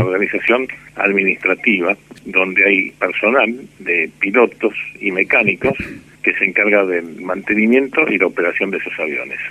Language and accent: Spanish; Buenos Aires, Argentina; Yo de la ciudad de Buenos Aires. Soy porteño y sigo viviendo en Buenos Aires.